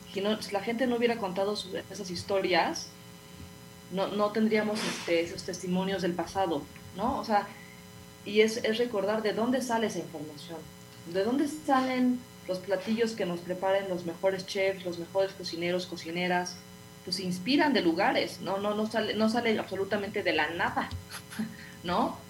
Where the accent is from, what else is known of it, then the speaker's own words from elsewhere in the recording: Mexico; como somos mexicanos